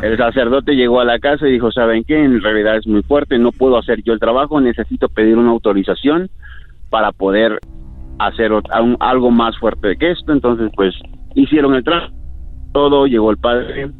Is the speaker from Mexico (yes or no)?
yes; Veracruz, Mexico; yo soy del estado de Veracruz, México